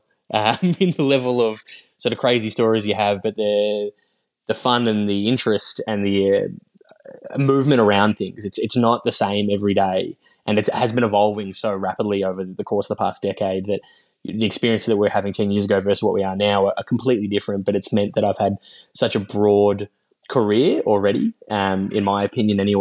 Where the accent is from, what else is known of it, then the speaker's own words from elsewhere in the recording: Yarra Valley, Victoria, Australia; I grew up in the Yarra Valley in Victoria